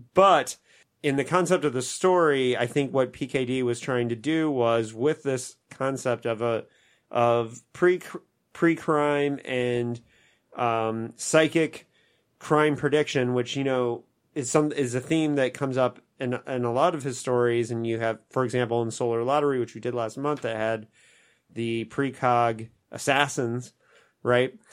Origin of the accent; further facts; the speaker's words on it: Indiana, United States; my home state of Indiana